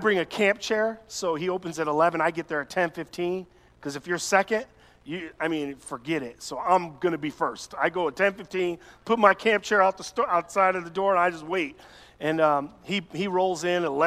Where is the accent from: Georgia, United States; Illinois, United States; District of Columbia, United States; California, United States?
Illinois, United States; Chicago; I'm this boy from Chicago